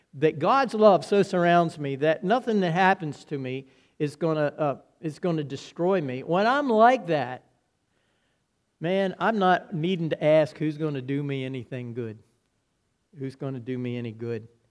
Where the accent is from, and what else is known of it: United States